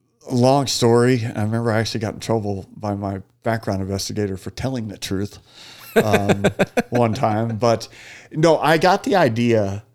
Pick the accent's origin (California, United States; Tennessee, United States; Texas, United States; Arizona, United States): Arizona, United States; Phoenix; Phoenician, 48 years old now, and can't believe I'm getting ready to go through another summer here.